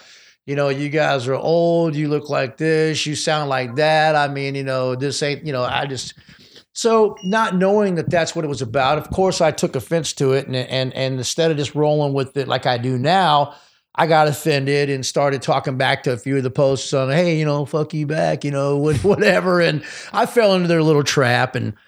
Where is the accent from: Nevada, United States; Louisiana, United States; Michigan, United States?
Michigan, United States; Detroit; also born or lived in Austin, Texas / Los Angeles; So, I grew up in Detroit and Austin, Texas, and basically LA, basically. So, but I'm more from Detroit and Texas because I moved away a long time ago